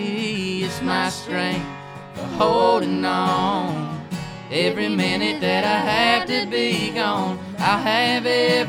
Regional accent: Daisy, Georgia, United States; moved away as an adult; I'm from Daisy, Georgia, kind of near Savannah.

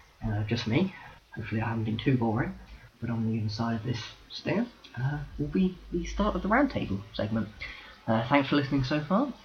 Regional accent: United Kingdom; And I'm a Brit.

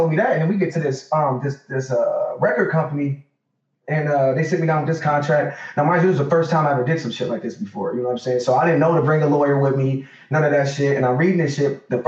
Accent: Detroit, Michigan, United States; we was raised in Detroit. You know, so in Detroit. Yeah, I'm 30, I'm about to be 33 in April.

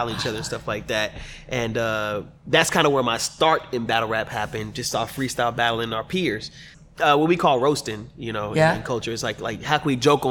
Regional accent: Texas, United States; also born or lived in New Jersey; we moved to Texas when I was like 8 years old. So all I really know is Texas

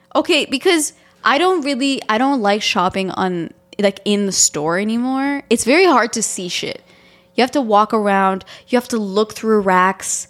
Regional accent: Romania; moved away; I'm Romanian and I grew up in Romania.

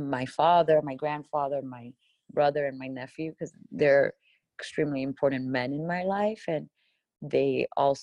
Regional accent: Miami, Florida, United States; moved away as an adult; now in Los Angeles, United States; I grew up in Miami, Florida

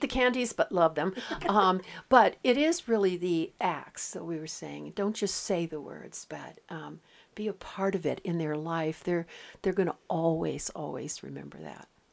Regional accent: West Coast, United States; moved away; I come from the West Coast

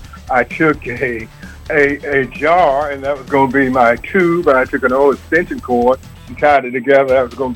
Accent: Dothan, Alabama, United States; I grew up here in Dothan.

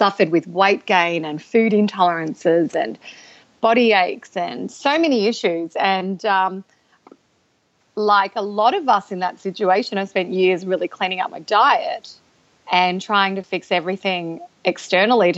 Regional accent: Australia; I'm from Australia

